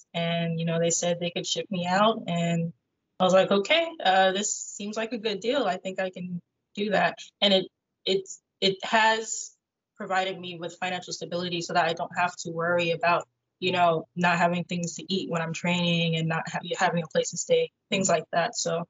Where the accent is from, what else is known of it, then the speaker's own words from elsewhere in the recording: Florida, United States; also born or lived in Georgia; I was born in South Florida, and I always feel at home whenever I go back to South Florida. So I would probably say that's like my hometown.